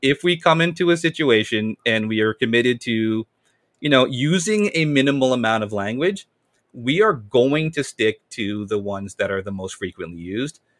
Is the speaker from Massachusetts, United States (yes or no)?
yes; Amherst, Massachusetts, United States; I was born and raised in Massachusetts, Amherst, four one three.